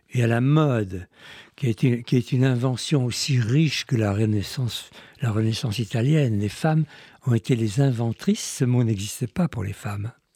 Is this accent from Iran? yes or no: yes; Iran; je suis né en Iran, j'aime mieux dire en Perse